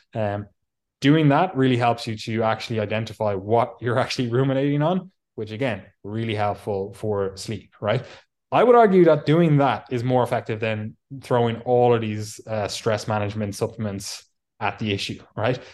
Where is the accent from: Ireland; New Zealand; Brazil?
Ireland; now in England, United Kingdom; we're both Irish. I live in England. Obviously, I used to live in the mighty Ireland